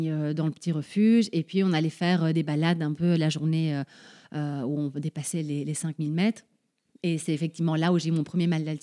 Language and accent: French; Paraguay; born there; je suis née au Paraguay, on est cinq frères et sœurs, on est tous nés dans des pays différents.